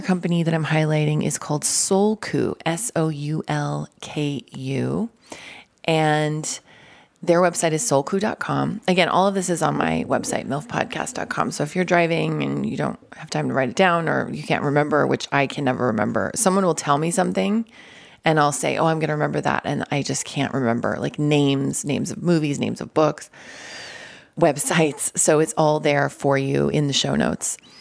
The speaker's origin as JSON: {"language": "English", "town": "Denver", "region": "Colorado", "country": "United States", "said": "I'm from Denver"}